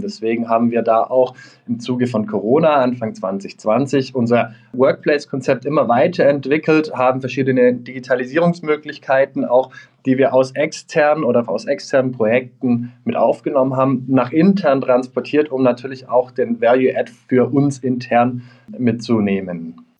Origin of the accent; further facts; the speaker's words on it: Stuttgart, Baden-Württemberg, Germany; moved away; ich komme ursprünglich aus Stuttgart, wie man es vielleicht unschwer auch noch raushören wird.